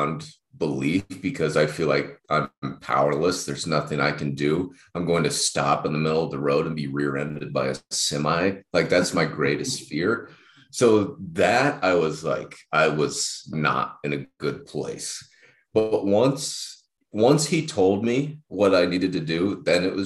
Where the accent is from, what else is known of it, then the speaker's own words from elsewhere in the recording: United States; I'm an American